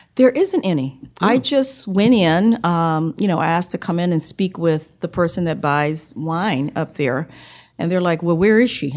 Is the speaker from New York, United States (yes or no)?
yes; New York City, New York, United States; also born or lived in South Carolina / Raleigh, North Carolina / Hong Kong; now in Richmond, United States; raised in New York from the age of three. So I know New York City is, is my is my hometown.